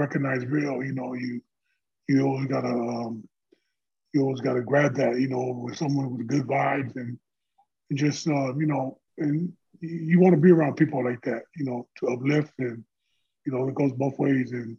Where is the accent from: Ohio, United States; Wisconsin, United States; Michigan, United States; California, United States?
California, United States; Carson; I'm born and raised in Carson, California.